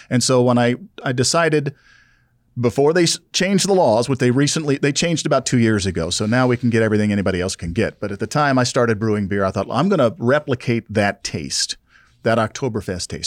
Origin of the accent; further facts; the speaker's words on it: South Louisiana, United States; growing up in South Louisiana